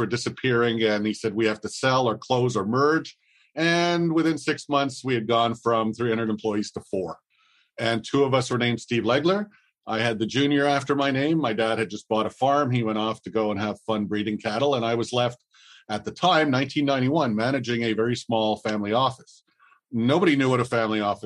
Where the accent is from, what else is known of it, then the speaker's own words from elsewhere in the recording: Montreal, Quebec, Canada; I was born in Montreal in the mid 60s, the only son of an immigrant entrepreneur